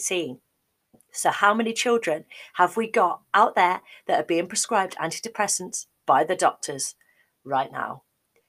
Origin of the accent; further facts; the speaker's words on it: Midlands, United Kingdom; moved away as an adult; also born or lived in Cardiff, Wales; my mum still lived in the Midlands where I'm from